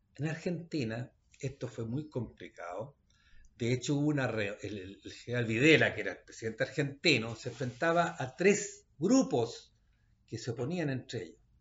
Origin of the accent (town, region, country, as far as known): Chile